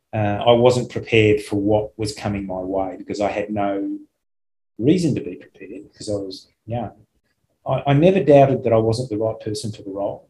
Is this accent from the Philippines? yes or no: no; Australia; I'm from Australia